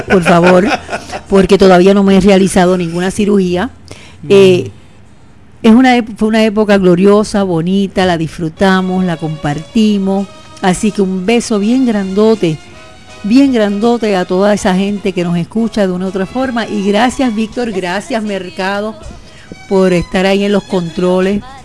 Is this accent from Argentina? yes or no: no; San Sebastián, Puerto Rico; Yo siempre he dicho que soy pepiniana, nunca he dicho que soy de otro sitio. Soy de San Sebastián